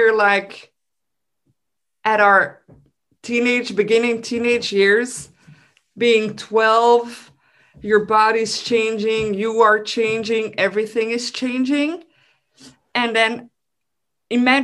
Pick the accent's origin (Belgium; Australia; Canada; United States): Belgium; I'm from Belgium. So people from Belgium, we love our food.